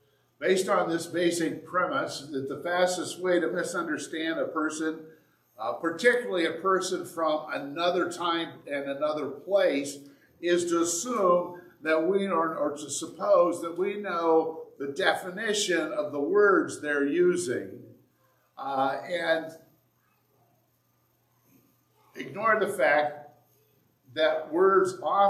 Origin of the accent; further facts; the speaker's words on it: Indiana, United States; now in Michigan, United States; when I moved here, you thought I was from the South. Well, technically, Indiana is south of Michigan.